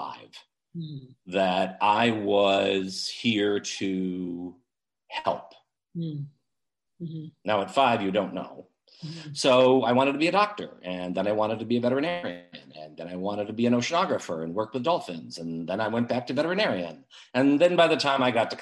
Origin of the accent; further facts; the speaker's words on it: Liverpool, New York, United States; also born or lived in Maryland; now in St. Petersburg, United States; I'm not from Florida. I'm actually from a little town outside of Syracuse, New York, called Liverpool